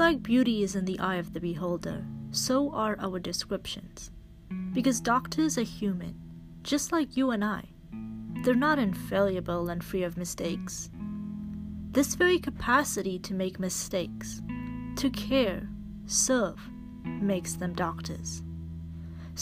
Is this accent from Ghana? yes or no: no; Canada; I'm a Canadian medical student